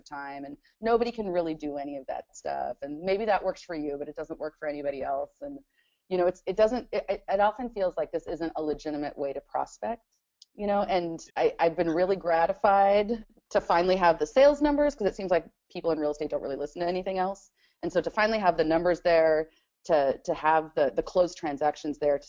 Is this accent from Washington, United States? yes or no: yes; Spanaway, Washington, United States; also born or lived in Mount St. Helens area, Washington; I grew up in Spanaway